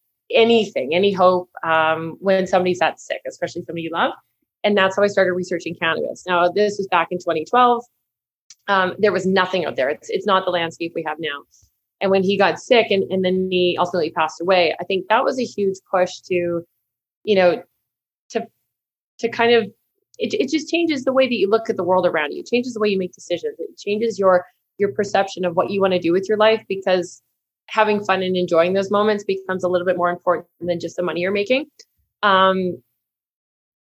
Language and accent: English; Manitoba, Canada; So I'm from a big farming family. We're from Manitoba.